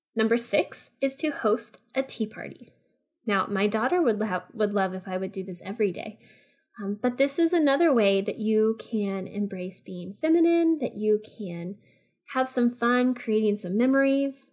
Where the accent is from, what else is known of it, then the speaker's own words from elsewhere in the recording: Texas, United States; I'm just from Texas